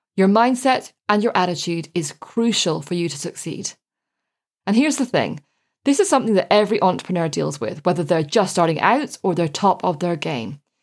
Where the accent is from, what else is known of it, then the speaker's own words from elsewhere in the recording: Ireland; when I was growing up in Ireland